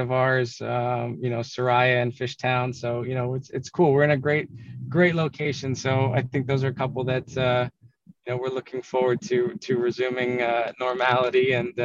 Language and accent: English; Canada; now in Philadelphia, United States; growing up in Canada